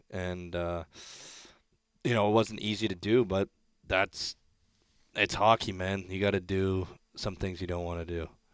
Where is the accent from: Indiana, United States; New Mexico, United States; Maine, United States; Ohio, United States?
Ohio, United States; Columbus; moved away; also born or lived in Hartford, Connecticut / Brampton, Ontario; born in Hartford. But, um, yeah, Columbus, I'd say, is, uh, my hometown just outside of Columbus